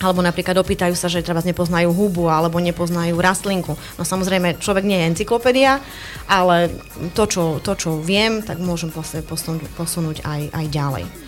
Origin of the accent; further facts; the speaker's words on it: Medzilaborce, Prešov Region, Slovakia; also born or lived in southern Zemplín; pochádzam z Medzilaboriec